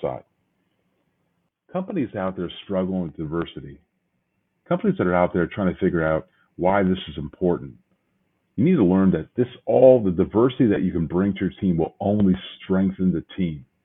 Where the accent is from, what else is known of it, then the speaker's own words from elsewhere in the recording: Midwest, United States; the old good old Midwest where I'm from